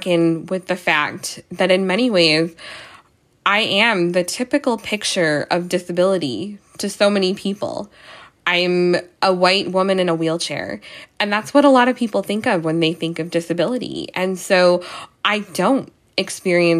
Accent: New York City, New York, United States; I'm from New York

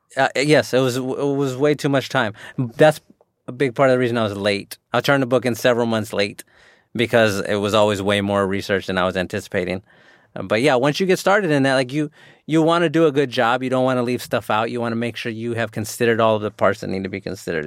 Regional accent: San Antonio, Texas, United States; also born or lived in Houston; where I grew up in San Antonio

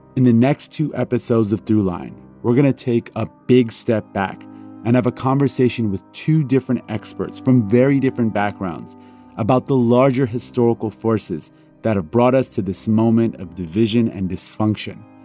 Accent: Iran; moved away; I was born in Iran, a country with a terrible history of political upheaval.

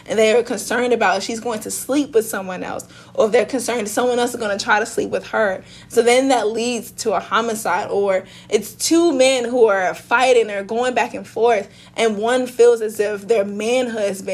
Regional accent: St. Louis, Missouri, United States; I am from South St. Louis

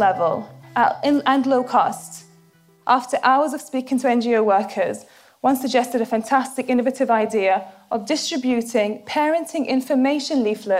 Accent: Syria; also born or lived in United Kingdom; now in Manchester, United Kingdom; I'm originally from Syria. My parents are Syrian

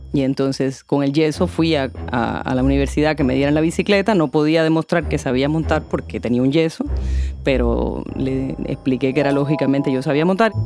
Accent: Havana, Cuba; La Habana para mí es además otra cosa. Es la ciudad donde yo nací, donde he vivido la mayor parte de mi existencia

